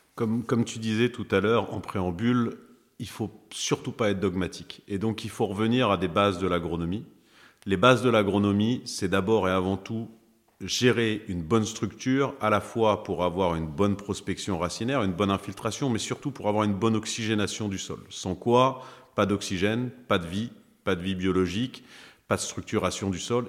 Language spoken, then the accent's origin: French; Pays de Caux, Seine-Maritime, Normandy, France; je suis originaire du pays de Caux, donc c'est dans le 76, en Seine-Maritime